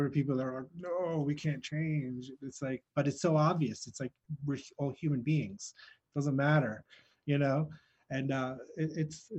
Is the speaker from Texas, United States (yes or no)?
no; Wayne, New Jersey, United States; born or raised there; also born or lived in Greece